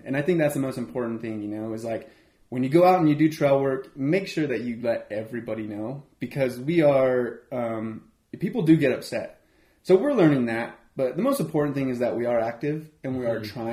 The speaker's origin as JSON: {"language": "English", "town": "Aztec", "region": "New Mexico", "country": "United States", "said": "The three of us, we're all here from Aztec"}